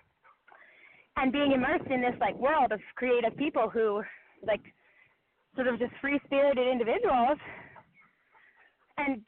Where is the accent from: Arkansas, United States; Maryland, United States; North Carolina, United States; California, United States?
Maryland, United States; Baltimore; growing up in Baltimore